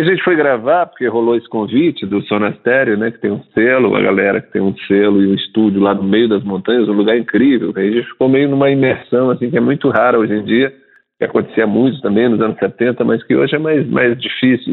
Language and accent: Portuguese; São Luís, Maranhão, Brazil; now in São Paulo, Brazil; E eu nasci em São Luís do Maranhão, estou aqui radicado em São Paulo há 30 anos.